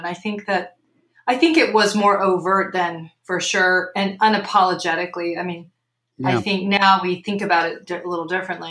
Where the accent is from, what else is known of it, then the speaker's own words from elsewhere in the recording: Burlington, Vermont, United States; moved away; also born or lived in Chicago; Sure. I grew up in Burlington, Vermont.